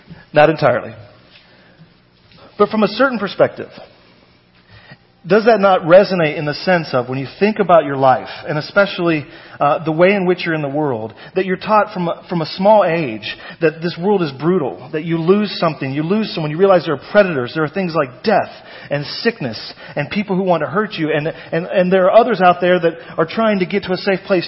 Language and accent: English; North Texas, United States; moved away; also born or lived in Brooklyn; I grew up in North Texas.